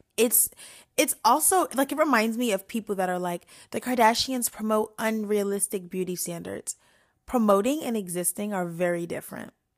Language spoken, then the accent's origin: English; New York, United States; also born or lived in DMV (Washington D.C. metro area); now in DMV, United States; I'm from New York, but I am half raised and I live in the D M V